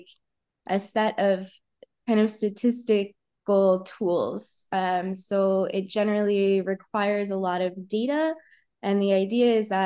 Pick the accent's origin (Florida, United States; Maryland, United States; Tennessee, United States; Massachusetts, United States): Tennessee, United States; Cosby; moved away; also born or lived in Indiana; So I grew up near Cosby, Tennessee